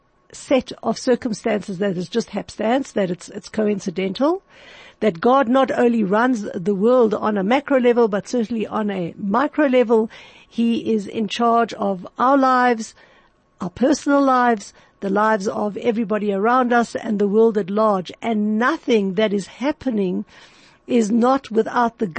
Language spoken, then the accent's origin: English; Johannesburg, Gauteng, South Africa; my hometown of Johannesburg, my city town